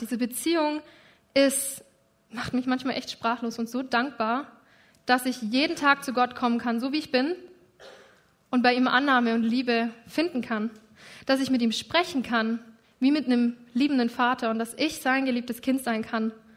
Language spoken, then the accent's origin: German; Germany; Ich bin Deutsche und ich lebe in Deutschland.